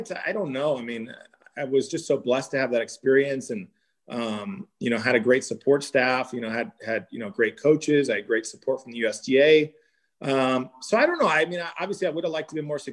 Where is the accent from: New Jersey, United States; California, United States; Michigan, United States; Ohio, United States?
California, United States; San Diego; moved away as an adult; also born or lived in Champaign, Illinois; growing up in San Diego, I never had a winter coat